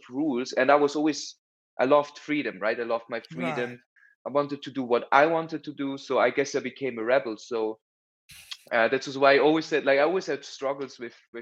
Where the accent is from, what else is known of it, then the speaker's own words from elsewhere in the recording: Bern, Switzerland; also born or lived in Zurich; I went to the boarding school in Bern